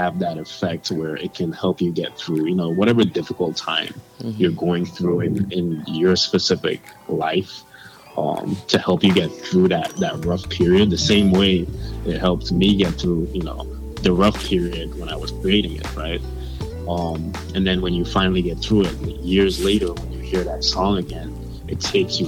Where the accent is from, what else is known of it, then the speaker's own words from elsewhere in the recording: Antigua & Barbuda; where I'm from a very small island called Antigua